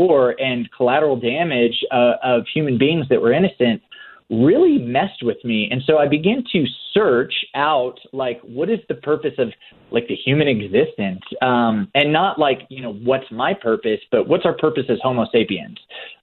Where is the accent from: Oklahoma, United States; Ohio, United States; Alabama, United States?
Oklahoma, United States; I grew up in Oklahoma in like the buckle of the Bible Belt